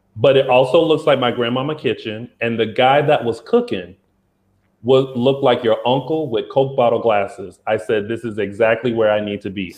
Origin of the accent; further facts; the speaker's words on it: South Carolina, United States; I'm from South Carolina